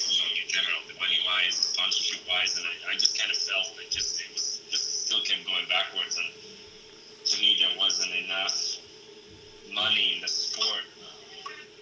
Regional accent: Latvia; they opened the training facility, you know, named after me in my hometown, and we were able to, you know, held the European Championships for the first time in my, you know, country.

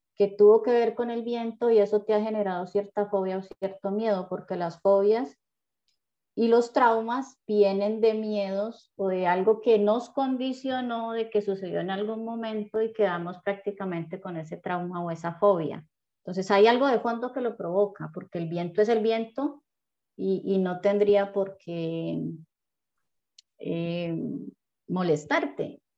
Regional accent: Cali, Valle del Cauca, Colombia; yo también soy de Cali.

